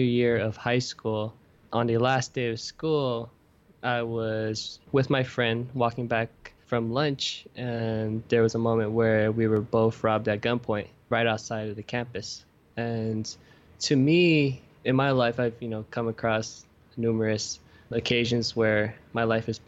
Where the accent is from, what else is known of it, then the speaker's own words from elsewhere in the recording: Oakland, California, United States; now in New York City, United States; growing up in Oakland